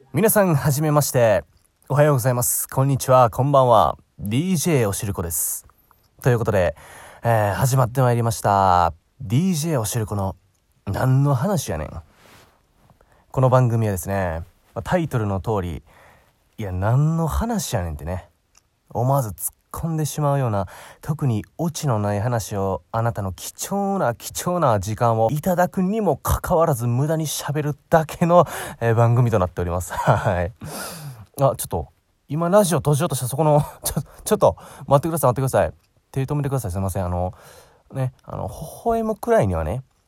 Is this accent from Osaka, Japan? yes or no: yes; Osaka, Japan; 僕、大阪出身なんですけど